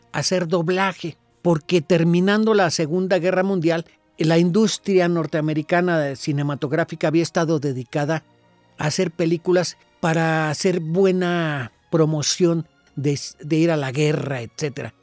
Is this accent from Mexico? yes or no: yes; Mexico; nosotros, los mexicanos